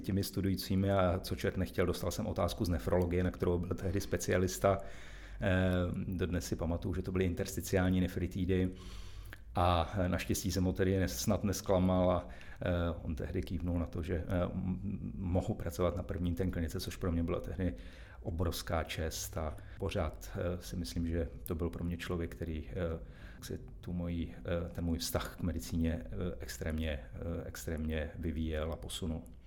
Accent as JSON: {"language": "Czech", "town": "Karlovy Vary", "region": "Karlovy Vary Region", "country": "Czechia", "tie": "born or raised there", "moved": "as an adult", "lives_now": "Plzeň, Czech Republic", "said": "já jsem se narodil v Karlových Varech, jsem tam strávil celé dětství"}